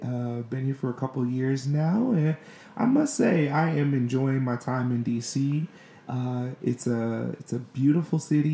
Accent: St. Louis, Missouri, United States; now in Washington, D.C., United States; I'm from St. Louis, Missouri

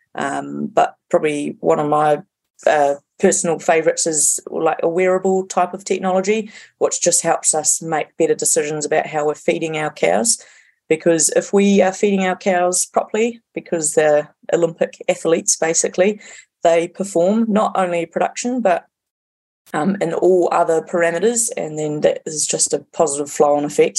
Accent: Hauraki Plains, Waikato, New Zealand; moved away as an adult; also born or lived in Canterbury; now in Auckland, New Zealand; I grew up in the Hauraki Plains, which is uh, the top of the North Waikato

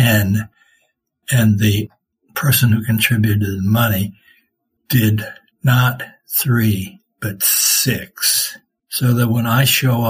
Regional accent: Worland, Wyoming, United States; moved away; I had a chance to study and do what I could to the best of my ability in the Worland school system

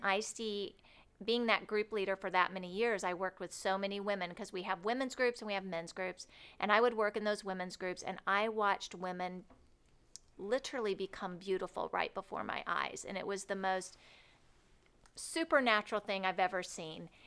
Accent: Cloverdale, Indiana, United States; moved away as an adult; now in Rockford, United States; I was born in Indianapolis, and I grew up in a little town called Cloverdale, not too far from here

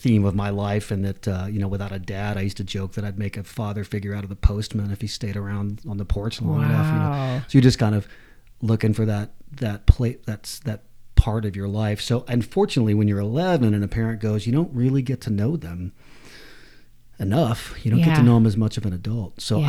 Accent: Atlanta, Georgia, United States; Yeah, before that, I grew up in a kind of an artistic family in Atlanta

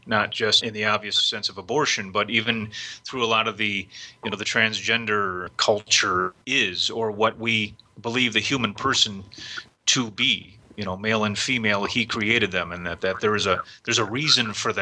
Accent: Cleveland, Ohio, United States; I grew up in Cleveland, Ohio

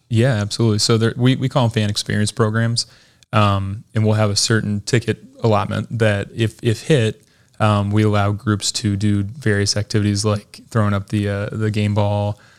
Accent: Idaho, United States; moved away as an adult; also born or lived in Utah; now in Lakeland, United States; the Idaho Stampede was my hometown, uh, D League team at the time

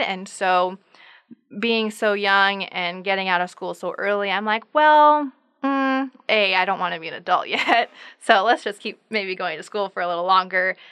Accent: Sisseton, South Dakota, United States; moved away as an adult; now in Brookings, United States; I am originally from Sisseton, South Dakota

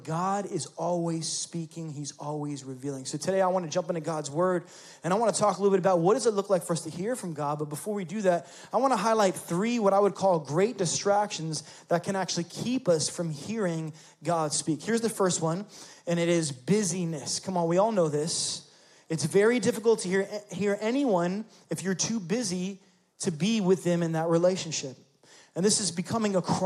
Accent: New York City, New York, United States; moved away as an adult; also born or lived in Florida; I was raised in New York City.

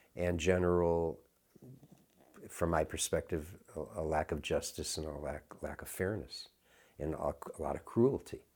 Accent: Chicago, Illinois, United States; also born or lived in San Francisco; when I was growing up in Chicago

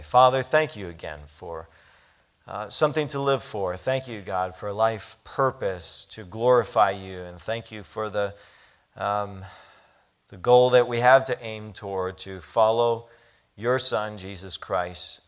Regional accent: United States; as an American

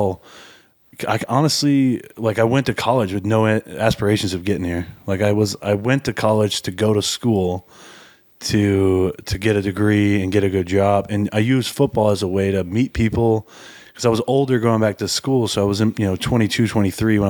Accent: Atlanta, Georgia, United States; moved away as an adult; also born or lived in Baltimore; Being in Atlanta

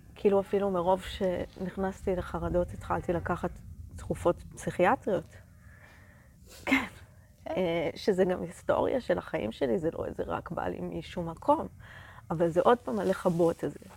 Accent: Israel; אני מקיבוץ

